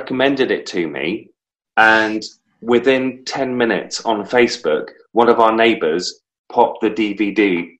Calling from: North East England, United Kingdom; Still in the northeast of England, my friend.

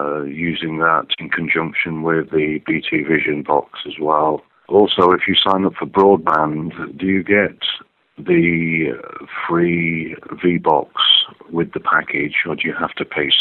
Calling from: Wigan, North West England, United Kingdom; I'm calling from Wigan, Northwest, UK.

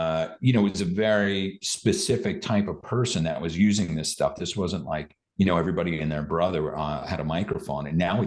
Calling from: Austin, Texas, United States; I'm calling in from Austin, Texas

